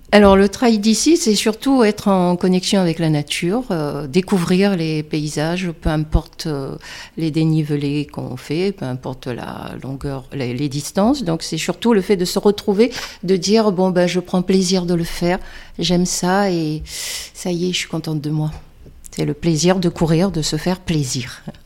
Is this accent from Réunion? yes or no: yes; Réunion; moved away as an adult; now in Mont Ventoux area, France; je viens de La Réunion